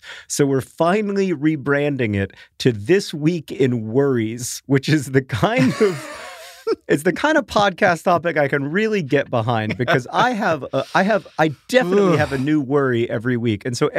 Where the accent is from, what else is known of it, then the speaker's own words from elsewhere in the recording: Orlando, Florida, United States; Like the house that Hank and I grew up in Orlando, it would be really cool for me to walk through it.